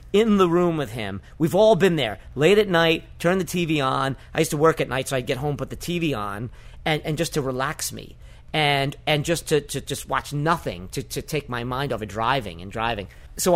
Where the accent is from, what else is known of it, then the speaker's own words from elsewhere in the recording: New York City, New York, United States; I grew up in the North Bronx